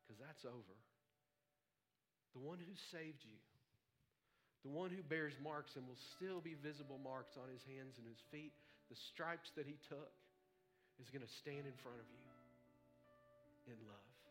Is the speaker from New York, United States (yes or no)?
no; Texas, United States; we're all going to be frozen to death in the house because we're from Texas and there's a foot of snow